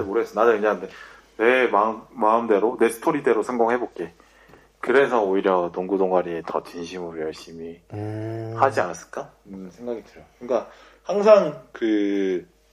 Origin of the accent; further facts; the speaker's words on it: Busan, South Korea; moved away as an adult; also born or lived in Seoul; 저 부산에서 고등학교 나왔는데